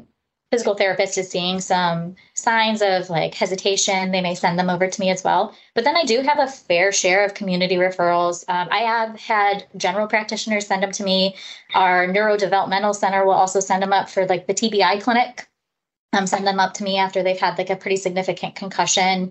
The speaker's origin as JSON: {"language": "English", "town": "Parma", "region": "Ohio", "country": "United States", "tie": "born or raised there", "also_born_or_lived": "Houston, Texas", "said": "I grew up in the Northeast Ohio area, up in the Parma area, actually, where I went through school."}